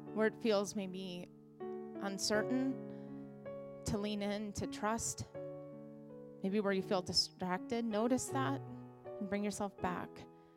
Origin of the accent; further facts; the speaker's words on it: United States; as American Christians